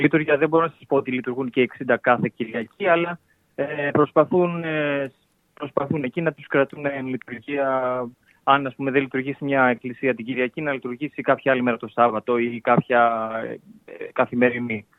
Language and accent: Greek; Pyrgos, Western Greece, Greece; now in Istanbul, Turkey; Εγώ από τον πύργο τη Ηλία